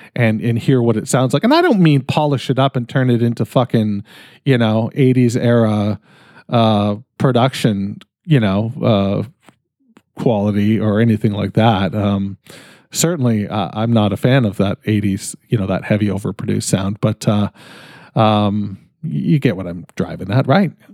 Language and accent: English; Canada; I'm fucking Canadian